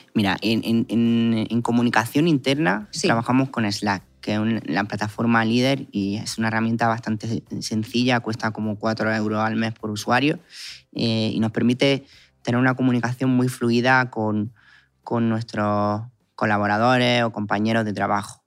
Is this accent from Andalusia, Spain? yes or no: yes; Guadix, Andalusia, Spain; vengo de un pueblo que es Caguadí